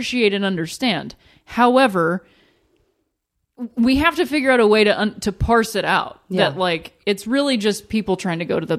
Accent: Akron, Ohio, United States; moved away as an adult; I grew up in Akron, Ohio

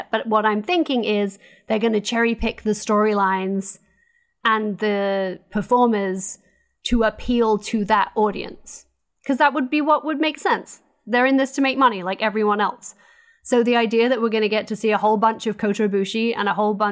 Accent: United States; I'm, I'm American.

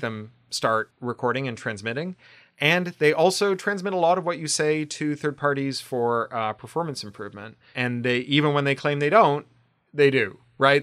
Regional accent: Canada; now in Burbank, United States; I'm Canadian

